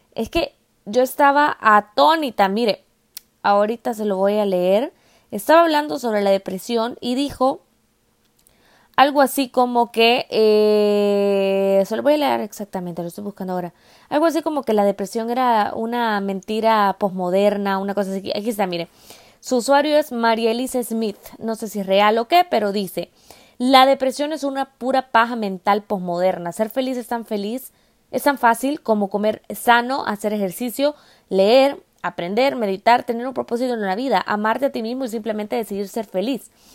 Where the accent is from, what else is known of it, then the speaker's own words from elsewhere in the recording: El Salvador; moved away; el salvadoreño, de donde yo vengo